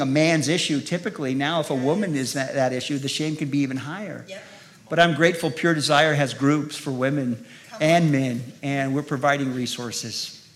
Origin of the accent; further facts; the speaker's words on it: Modesto, California, United States; also born or lived in Salinas, California; I was born in Salinas, California, Monterey Bay Area five years old, we moved to Modesto